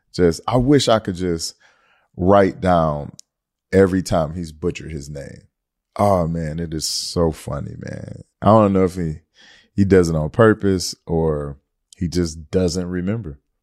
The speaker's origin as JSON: {"language": "English", "town": "Detroit", "region": "Michigan", "country": "United States", "said": "I'm from Detroit, Michigan"}